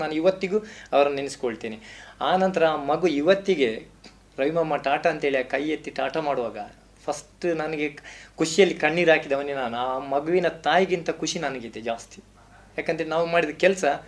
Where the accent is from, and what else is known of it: Tulu Nadu, India; first language Tulu; Kannada is a second language